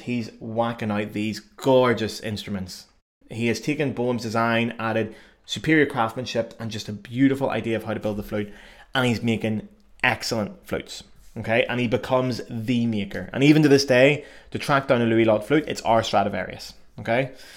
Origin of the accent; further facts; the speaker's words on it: Belfast, Northern Ireland, United Kingdom; accent: Irish; moved away as an adult; also born or lived in Cardiff, Wales / Paris, France; now in Cologne, Germany; I'm from Belfast. Belfast in the north of Ireland. So I was born there, um, and I grew up in the fruit band tradition originally there.